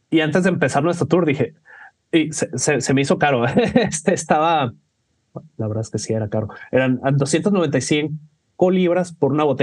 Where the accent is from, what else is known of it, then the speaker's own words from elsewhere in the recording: England, United Kingdom; Spanish is a second language; Podrá notar por mi acento que yo soy de Inglaterra, este, pero la gente sí me quiere